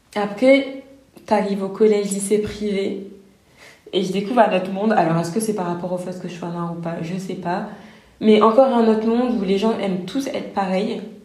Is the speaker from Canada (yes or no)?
no; France; notre culture française, on la connaît, on a grandi hmm. avec, on a été à l'école